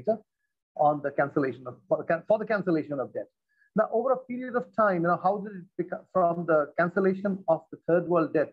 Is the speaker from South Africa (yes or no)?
no; eastern India, India; also born or lived in Kolkata; I'm from the eastern part of India. I stay in the city called Calcutta, which is officially called Kolkata, of course.